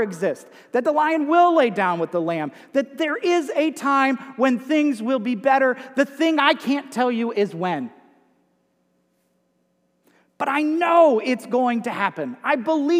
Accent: United States; accent: Yankee; moved away; my Yankee accent

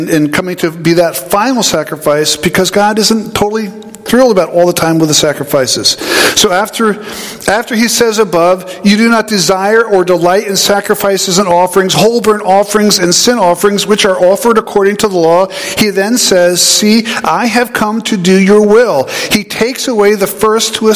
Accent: Southern New York, United States; also born or lived in South Central New Jersey; now in New Jersey, United States; I grew up in Southern New York, grew up in Dairy Country.

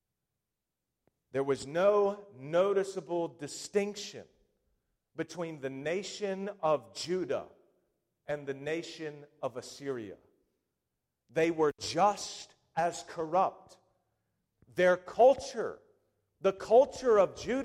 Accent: United States; as an American people

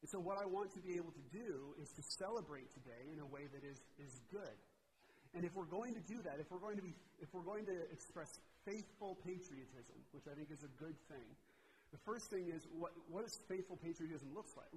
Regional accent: Washington, United States; I'm from Washington.

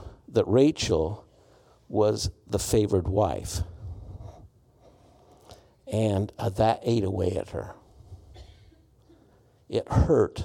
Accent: Utah, United States; I'm from Utah.

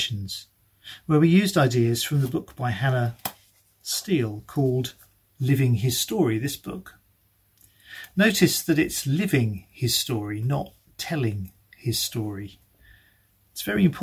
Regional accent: United Kingdom; we're very British.

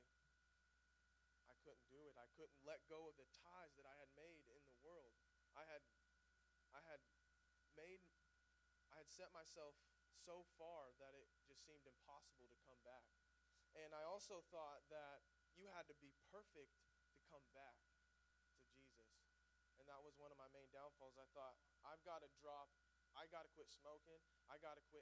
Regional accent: Mount Vernon, Missouri, United States; now in Springfield, United States; I grew up in Mount Vernon, and I was raised in church

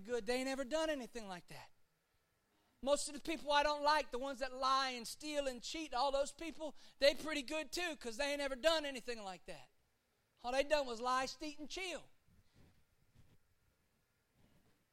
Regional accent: South Florida, United States; I'm from South Florida

